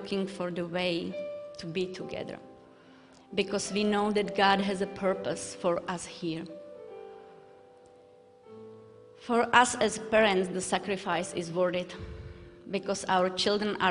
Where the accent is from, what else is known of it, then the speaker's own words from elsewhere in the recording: Moravské Budějovice, Vysočina Region, Czechia; English is a second language; moved away as an adult; now in Moravian Falls, United States; I'm from Czech Republic, from a small town called Moravské Budějovice.